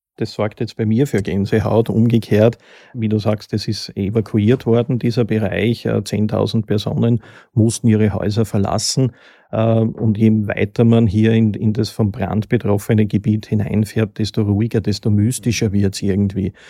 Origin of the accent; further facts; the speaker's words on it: Lower Austrian, Austria; als Niederösterreicher